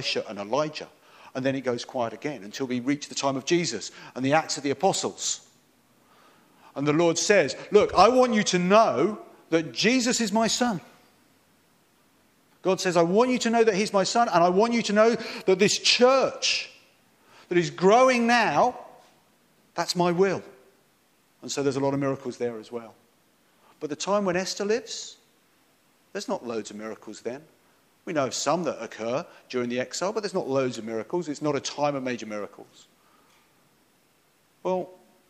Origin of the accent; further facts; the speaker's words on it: Lingfield, England, United Kingdom; I came from Limfield. As you heard, I grew up here.